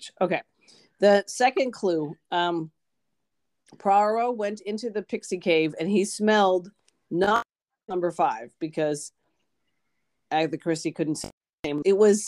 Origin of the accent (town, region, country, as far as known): United States